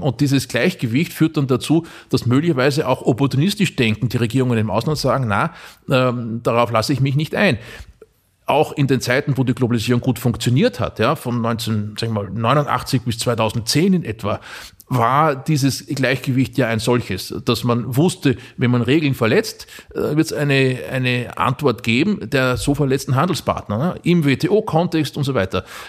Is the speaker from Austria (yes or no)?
yes; Mühlviertel, Upper Austria, Austria; meine Heimat Oberösterreich schaut, na, ins, ins Mühlviertel